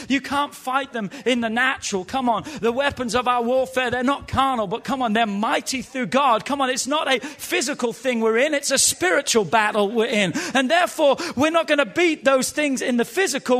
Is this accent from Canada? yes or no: no; England, United Kingdom; now in United States; as a young boy growing up in England